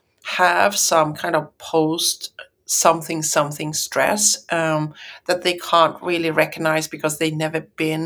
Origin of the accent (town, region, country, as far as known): Sweden